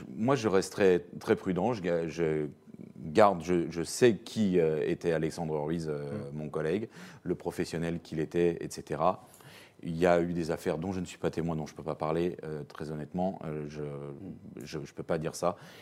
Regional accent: France; je suis français

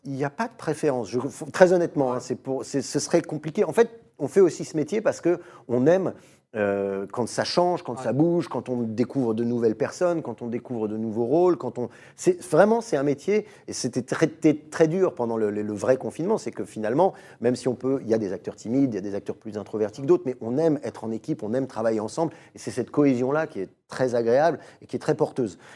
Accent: Paris, Île-de-France, France; quand on a grandi à Paris

